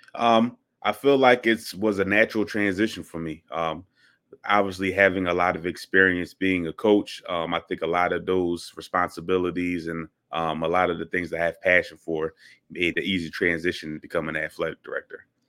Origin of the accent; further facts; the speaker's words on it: Philadelphia, Pennsylvania, United States; moved away as an adult; also born or lived in St. Louis, Missouri; I am from Philadelphia, born and raised